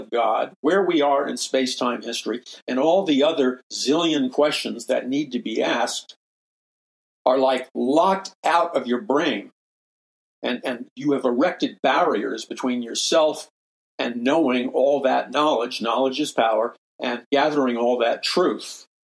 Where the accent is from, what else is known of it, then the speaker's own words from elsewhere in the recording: New York City, New York, United States; I'm a very forceful person because I'm from New York City